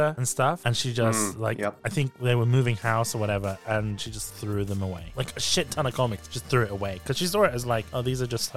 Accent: United Kingdom; being British

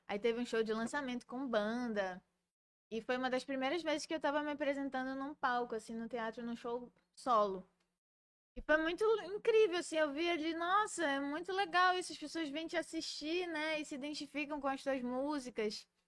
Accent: Belém, Pará, Brazil; sou de Belém

